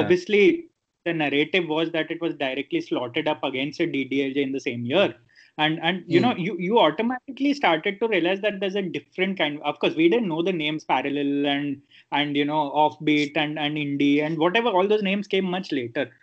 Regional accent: Ahmedabad, Gujarat, India; I was from Ahmedabad

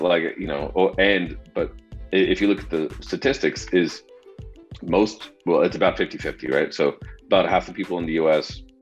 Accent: Denver, Colorado, United States; now in Austin, United States; was born and raised in the Denver area uh, in Colorado

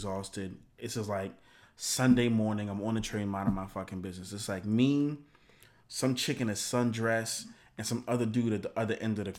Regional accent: New York City, New York, United States

